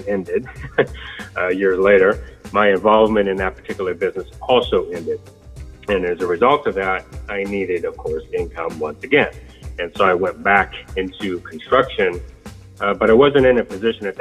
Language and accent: English; Sacramento, California, United States; I am from Sacramento, and I attended Sacramento State University